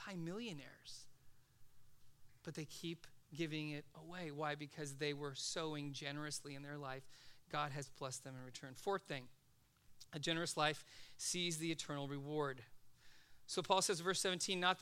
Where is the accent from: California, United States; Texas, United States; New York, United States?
California, United States; Los Angeles; I grew up in Van Nuys